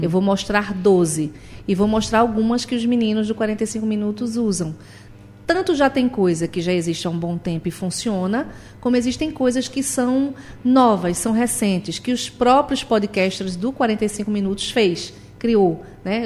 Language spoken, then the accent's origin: Portuguese; Recife, Pernambuco, Brazil; Essa aqui é a minha casa também, é a minha terra